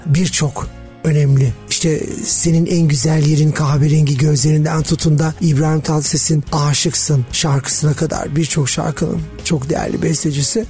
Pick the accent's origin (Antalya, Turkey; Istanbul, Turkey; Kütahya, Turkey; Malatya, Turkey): Istanbul, Turkey; born or raised there